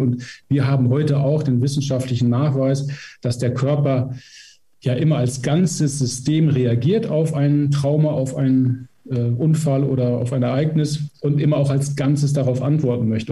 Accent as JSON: {"language": "German", "area": "Emsland", "region": "Lower Saxony", "country": "Germany", "said": "Ich komme selber aus dem Emsland"}